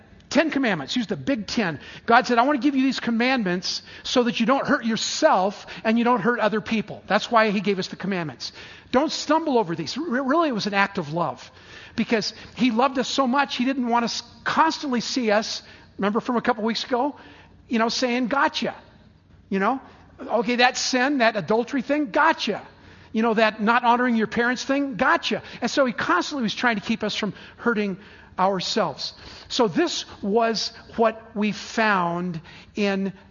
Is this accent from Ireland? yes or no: no; San Diego, California, United States; I grew up in San Diego